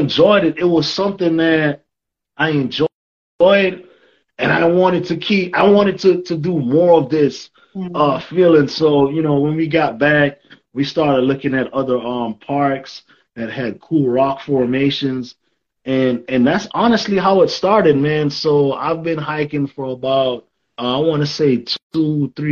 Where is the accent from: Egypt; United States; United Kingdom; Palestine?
United States; Miami, Florida; moved away as an adult; now in Texas, United States; growing up in Miami, I didn't know anything about hiking, right? I lived there for 20 years.